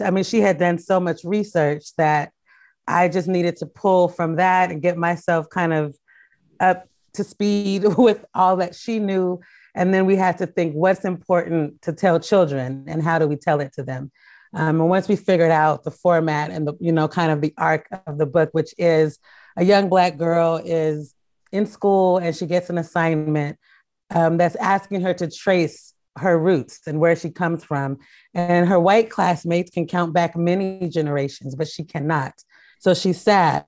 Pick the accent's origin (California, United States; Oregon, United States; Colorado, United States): Oregon, United States; Portland; I am a Portland girl. I grew up in Northeast Portland